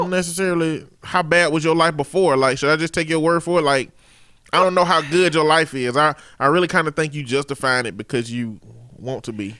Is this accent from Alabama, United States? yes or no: yes; Chambers County, Alabama, United States; I'm from the Chambers County area